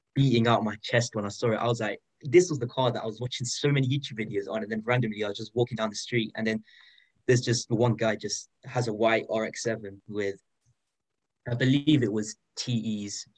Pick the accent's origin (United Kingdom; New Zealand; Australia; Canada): United Kingdom; I'm 15 and I'm from the United Kingdom